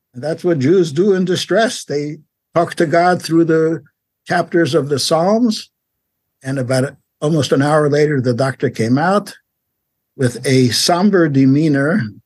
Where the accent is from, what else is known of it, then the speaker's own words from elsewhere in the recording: New York, United States; also born or lived in Paris, France / Long Beach, California; now in Los Angeles, United States; grew up in New York if you know New York, Brownsville, East Flatbush, Crown Heights